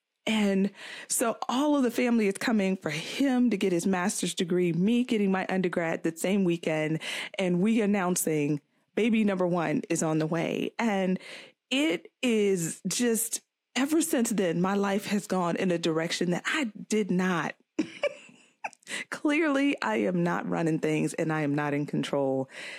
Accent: Florida, United States; also born or lived in Virginia; I was born in Virginia. Back. Nah. I went to school and high school in Florida.

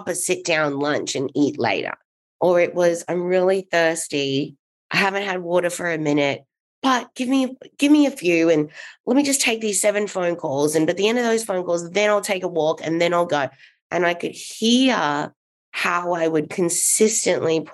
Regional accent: Australia; moved away as an adult; now in Los Angeles, United States; I am from Australia. And I moved over to the US when I was 22 in 2003.

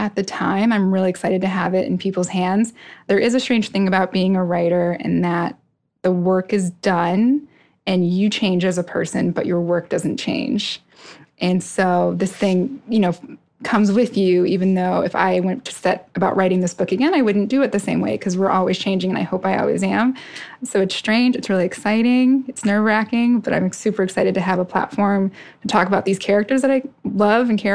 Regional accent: Tucson, Arizona, United States; born or raised there; also born or lived in New York City / Arkansas / Iowa; now in Philadelphia, United States

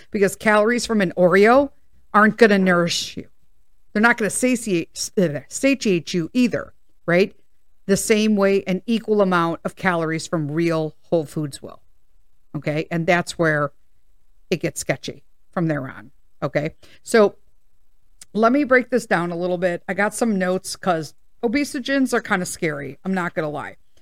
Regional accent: United States; I'm an American

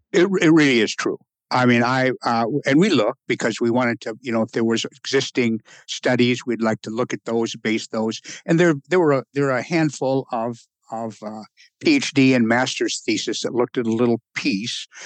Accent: Rapid City, South Dakota, United States; moved away; I spent the first half of my life in Rapid City, South

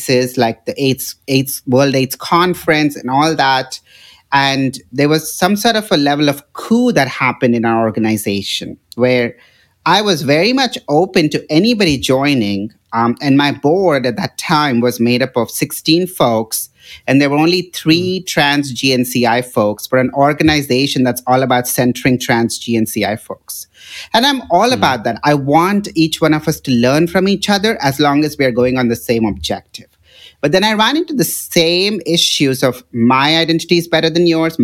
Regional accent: Hyderabad, Telangana, India; moved away as an adult; also born or lived in Seattle / Houston; now in San Francisco, United States; my hometown of Hyderabad

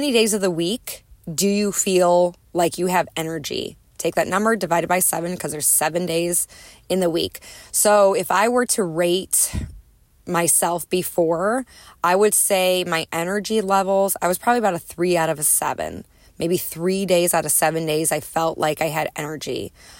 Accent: Chicago, Illinois, United States; moved away; I'm a Midwesterner at heart, grew up in the Chicagoland area, northwest suburbs of Chicago

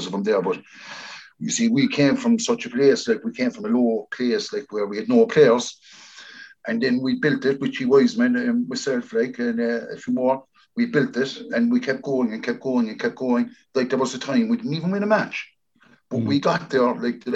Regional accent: Cork, Munster, Ireland; I'm very proud that I'm from Rathpeacon.

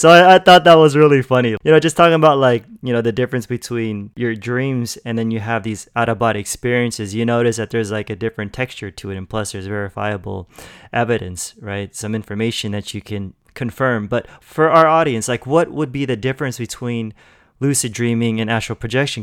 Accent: Los Angeles, California, United States; I'm from L A too

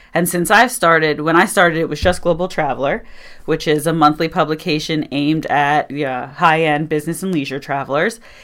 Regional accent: Doylestown, Pennsylvania, United States; also born or lived in Syracuse, New York; So I'm actually, uh, native of Bucks County, Pennsylvania. I was born and raised in Doylestown.

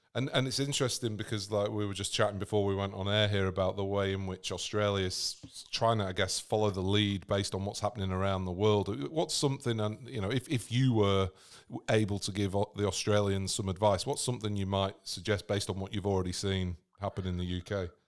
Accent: England, United Kingdom; moved away; I'm English myself, but living on the other side of the world

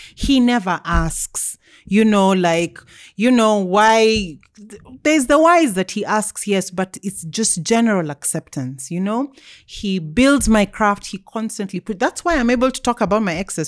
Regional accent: Nairobi, Kenya; I grew up, um, until I was fourteen, we lived in Kileleshwa

